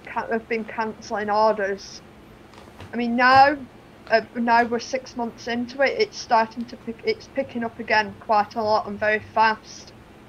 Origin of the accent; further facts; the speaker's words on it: England, United Kingdom; moved away as an adult; also born or lived in Germany; now in Lansing, United States; I'm clearly from England